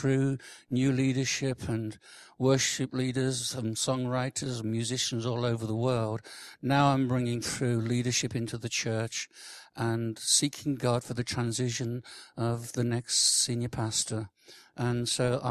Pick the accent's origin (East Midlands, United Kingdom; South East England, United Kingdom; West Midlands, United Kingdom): West Midlands, United Kingdom; Birmingham; now in Lincoln, United Kingdom; I'm from Lincoln. Originally from Birmingham, which is great. I love Birmingham